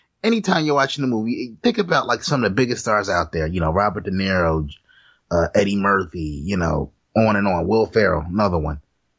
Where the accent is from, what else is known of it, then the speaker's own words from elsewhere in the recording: Jamaica; Yeah, I'm not black. Yeah. I'm Jamaican. Yeah, Haitian too.